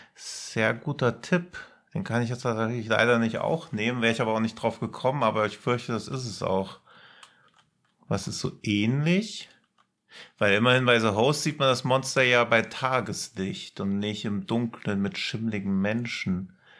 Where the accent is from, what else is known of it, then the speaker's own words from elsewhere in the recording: near Rotenburg an der Fulda, Hesse, Germany; ich komme da ja aus der Nähe